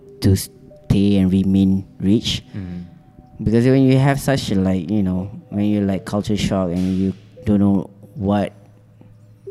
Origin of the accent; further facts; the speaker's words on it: Subang Jaya, Selangor, Malaysia; also born or lived in Penang / Perlis / Sungai Buloh; I grew up in Subang